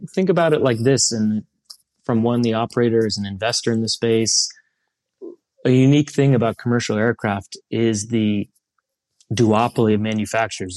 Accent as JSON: {"language": "English", "town": "Columbus", "region": "Ohio", "country": "United States", "tie": "born or raised there", "also_born_or_lived": "Europe", "moved": "as an adult", "said": "I grew up in Columbus, Ohio, right near, uh, a General Aviation Airport, Don Scott"}